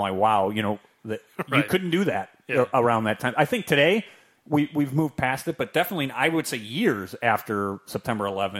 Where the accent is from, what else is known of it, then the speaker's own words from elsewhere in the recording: Chicago, Illinois, United States; we're from Chicago.